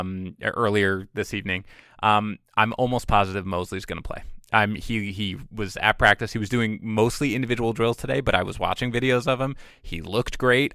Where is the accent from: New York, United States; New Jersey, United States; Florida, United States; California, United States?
New York, United States; New York City; now in New England, United States; I'm from Queens